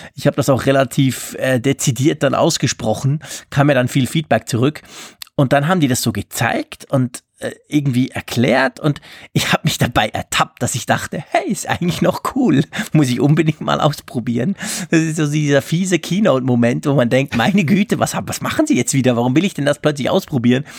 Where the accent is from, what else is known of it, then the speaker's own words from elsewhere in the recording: Switzerland; bei uns in der Schweiz